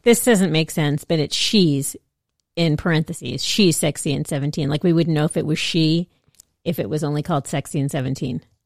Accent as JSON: {"language": "English", "town": "Los Angeles", "region": "California", "country": "United States", "tie": "born or raised there", "said": "we grew up in Los Angeles"}